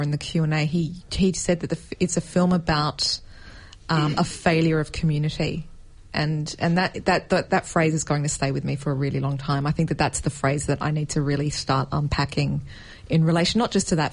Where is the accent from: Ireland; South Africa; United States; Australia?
Australia; Canberra, Australian Capital Territory; I grew up in Canberra